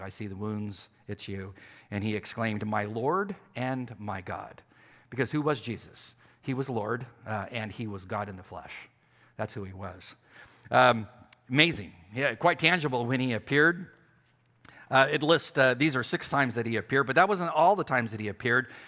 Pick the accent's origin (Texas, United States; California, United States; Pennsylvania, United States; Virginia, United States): California, United States; San Diego; moved away; I'm from San Diego